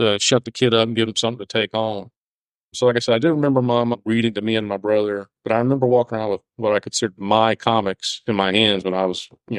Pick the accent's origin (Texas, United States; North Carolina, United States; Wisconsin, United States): North Carolina, United States; born and raised in North Carolina. I live outside of Charlotte right now.